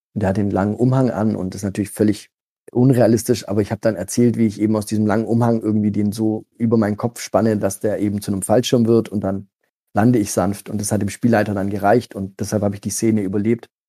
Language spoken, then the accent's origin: German; Stuttgart area, Baden-Württemberg, Germany; also born or lived in Gargano, Apulia, Italy; ich komme ursprünglich aus Italien, da habe ich meine ersten Lebensjahre verbracht mit meiner Familie, die dann irgendwann in den Großraum Stuttgart gezogen ist